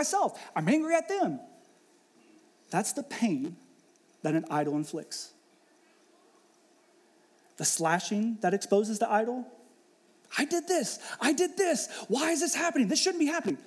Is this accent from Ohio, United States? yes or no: yes; Ohio, United States; moved away as an adult; also born or lived in Pittsburgh; I was born and raised in Ohio